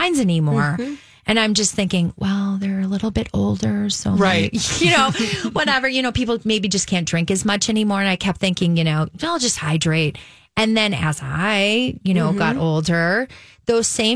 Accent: Wisconsin, United States; also born or lived in West Coast; now in Minneapolis, United States; I grew up in Wisconsin.

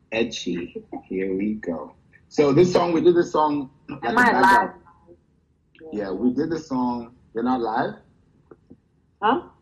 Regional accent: New York, United States; and I'm from New York, so.

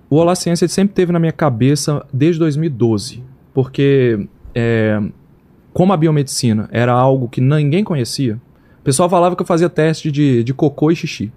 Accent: Belo Horizonte, Minas Gerais, Brazil; a gente é de Belo Horizonte

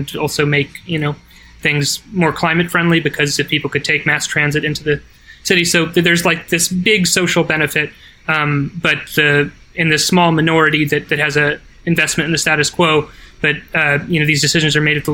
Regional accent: Connecticut, United States; my home state of Connecticut

